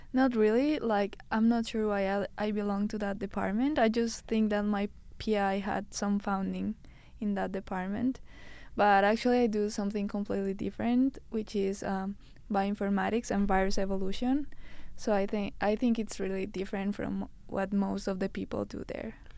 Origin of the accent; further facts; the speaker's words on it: Colombia; moved away as an adult; now in Canada; I'm from Colombia